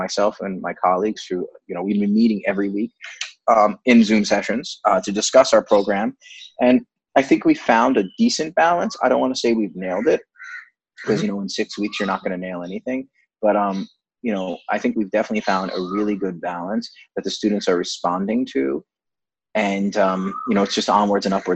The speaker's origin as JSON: {"language": "English", "area": "Rockland County", "region": "New York", "country": "United States", "tie": "born or raised there", "also_born_or_lived": "Boston / France", "moved": "as an adult", "lives_now": "Mumbai, India", "said": "I grew up in the suburbs of New York in a place called Rockland County"}